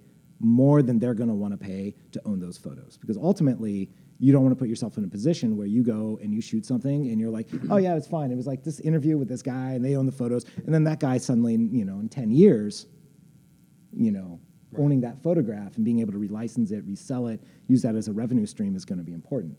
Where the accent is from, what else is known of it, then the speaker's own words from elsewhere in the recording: Indiana, United States; moved away as an adult; now in Chicago, United States; I grew up in Indiana. Like, you know, I've lived in Chicago for like 20 years.